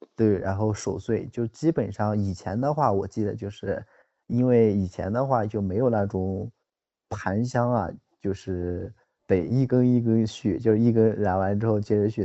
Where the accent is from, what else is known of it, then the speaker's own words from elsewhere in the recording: northern China, China; 我是北方人